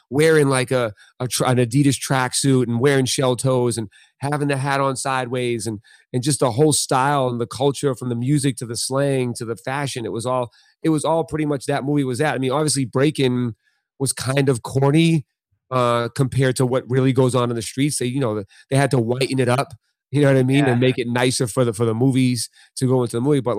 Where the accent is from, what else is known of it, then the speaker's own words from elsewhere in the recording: Boston, Massachusetts, United States; correct from Boston in, yeah. in Boston.